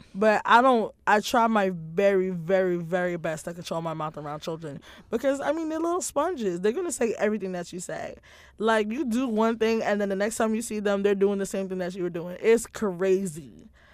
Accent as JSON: {"language": "English", "town": "New York City", "region": "New York", "country": "United States", "tie": "born or raised there", "said": "NYPD being my hometown"}